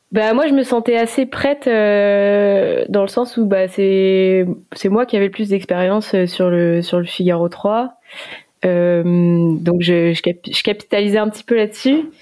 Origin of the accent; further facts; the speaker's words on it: Morlaix, Brittany, France; je suis d'origine de Morlaix, donc j'ai commencé la voile dans la, dans baie de Morlaix toute petite euh, en famille